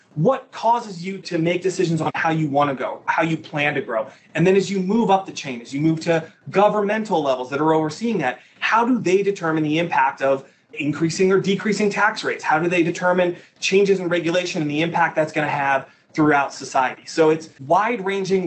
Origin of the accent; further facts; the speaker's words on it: Naperville, Illinois, United States; also born or lived in Holland, Michigan; I was born and raised in the Chicagoland area, Naperville, Illinois